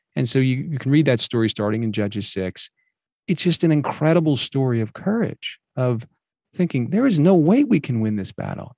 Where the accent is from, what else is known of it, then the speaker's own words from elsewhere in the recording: New Jersey, United States; I grew up mostly in New Jersey